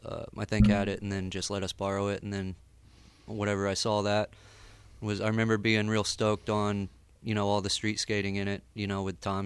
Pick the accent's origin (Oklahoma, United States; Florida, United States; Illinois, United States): Oklahoma, United States; Tulsa; also born or lived in Guthrie, Oklahoma; I, like, lived with my parents in Tulsa. We moved from Guthrie to... Oh, the family, whole family. The whole family moved to Tulsa. It was when I was, like, 12.